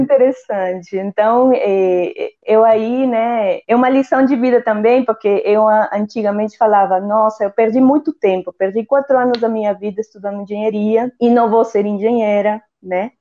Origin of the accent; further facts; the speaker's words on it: northern coast of Peru, Peru; first language Spanish; Portuguese is a second language; moved away as an adult; also born or lived in São Paulo, Brazil; now in Brazil; morava em uma cidade muito pequena, né, na, no, no, litoral norte do meu país, eu sou peruana.